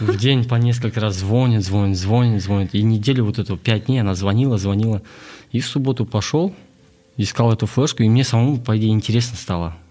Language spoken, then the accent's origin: Russian; Astana, Kazakhstan; also born or lived in Klyuchi, Shortandy District, Akmola Region; я родом с Шортандыск, с поселка Ключи, а, родился в 91 году, и в 2000 году мы переехали в город